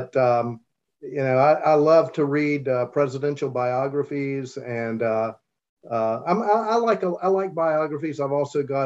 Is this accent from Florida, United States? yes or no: no; Charleston, West Virginia, United States; I grew up in Charleston and chose to return home after completing my undergraduate and law degree at West Virginia University